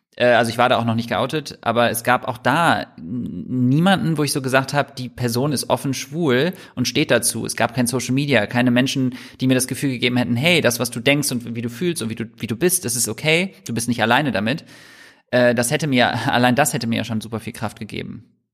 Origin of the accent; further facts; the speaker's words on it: Düsseldorf, North Rhine-Westphalia, Germany; moved away as an adult; now in Hamburg, Germany; Ich bin in Düsseldorf ähm, aufgewachsen